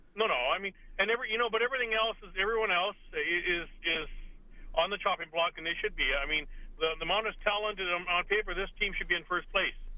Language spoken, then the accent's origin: English; Edmonton, Alberta, Canada; I was born in Edmonton, so I can say this, an Edmontonian